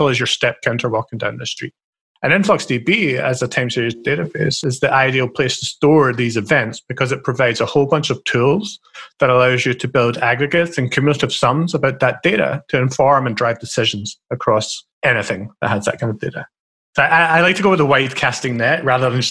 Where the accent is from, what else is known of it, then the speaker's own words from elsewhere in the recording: Scotland, United Kingdom; I'm a stereotypical Scottish person